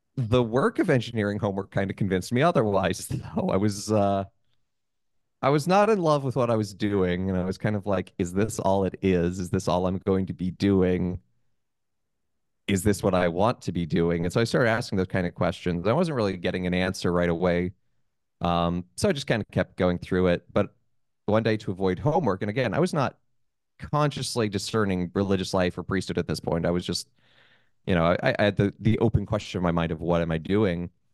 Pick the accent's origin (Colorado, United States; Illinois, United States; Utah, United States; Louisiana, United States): Utah, United States; moved away as an adult; also born or lived in Columbus, Ohio; now in New York City, United States; I'm originally from Utah, born and raised